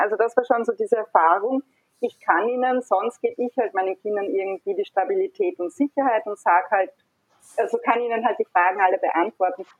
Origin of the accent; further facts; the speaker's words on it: Hornstein, Burgenland, Austria; now in Vienna, Austria; Also ich bin gebürtige Hornsteinerin und lebe aber schon seit vielen Jahren in Wien